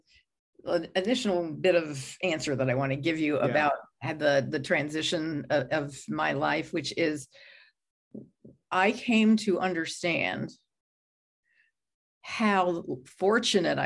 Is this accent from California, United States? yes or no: no; Texas, United States; moved away as an adult; also born or lived in Arizona; Never wanted to leave Texas. I mean, I'm still kind of like identify as a Texan for good or for ill